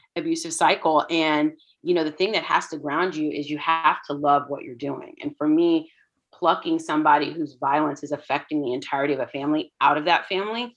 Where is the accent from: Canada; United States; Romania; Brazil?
United States; Houston, Texas; I grew up in Houston, and my parents immigrated to the States in the late 70s